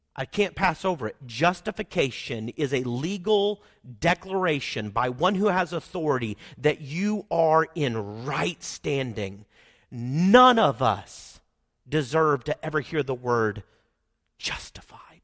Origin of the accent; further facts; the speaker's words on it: Oklahoma, United States; accent: Oklahoman; I'm from Oklahoma. I speak Oklahoman and not that well.